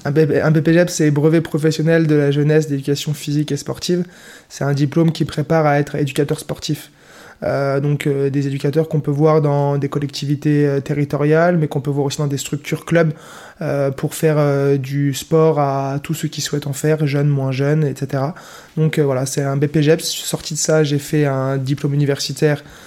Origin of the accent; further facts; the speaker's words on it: Nancy, Grand Est, France; Je viens de Meurthe-et-Moselle, de Nancy. Je suis originaire natif de Nancy